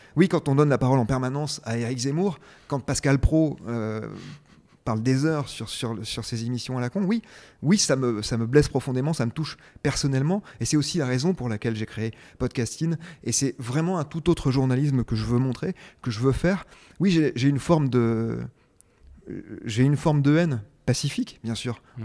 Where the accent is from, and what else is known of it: France